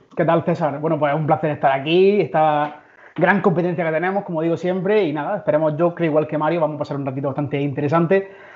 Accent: Berja, Andalusia, Spain; moved away as an adult; also born or lived in El Ejido; now in Madrid, Spain; yo nací en una barriada del, del Ejido, pero desde muy pequeño vivo en Berja

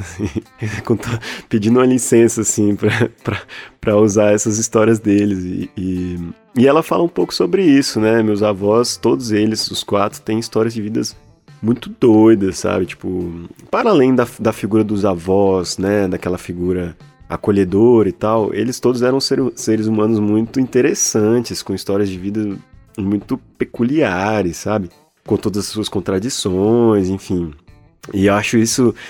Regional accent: Taguatinga, Federal District, Brazil; moved away as an adult; now in Minas Gerais, Brazil; e eu sou de lá, acabei nascendo lá, sou de, Taguatinga, é uma cidade é, no Distrito Federal

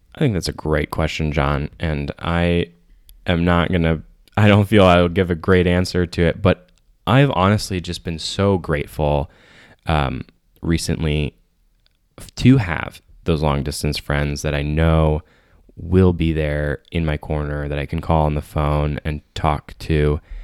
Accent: Saline, Michigan, United States; moved away as an adult; also born or lived in Ann Arbor, Michigan; now in Chicago, United States; I moved from Saline, Michigan to Ann Arbor for college

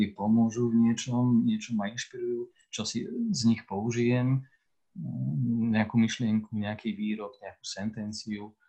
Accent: Slovakia; accent: Moravian-border dialect (mix of Czech and Slovak); ja som pomorávan skôr než Slovak, tak, tak je to moja, moja ozvena môjho detstva, ozvena môjho mesta, kde som sa a v ktorom som vyrastal, v ktorom som hovoril tým jazykom, ktorým sa tam dodnes hovorí

